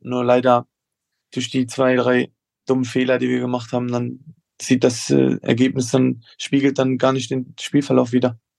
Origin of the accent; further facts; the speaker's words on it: Koblenz, Rhineland-Palatinate, Germany; zumal ich auch äh, hier geboren wurde und hier aufgewachsen bin in Koblenz